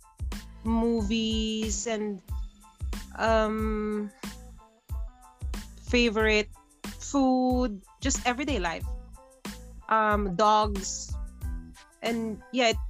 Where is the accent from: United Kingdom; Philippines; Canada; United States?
Philippines; Bukidnon, Northern Mindanao; moved away as an adult; now in Wellington, New Zealand; even if I was born in the Philippines, I grew up in the Philippines, just living abroad